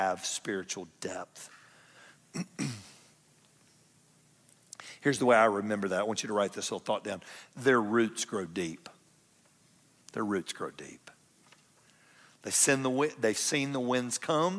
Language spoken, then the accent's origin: English; Atlanta, Georgia, United States; now in Kennesaw, United States; I'm from South Atlanta.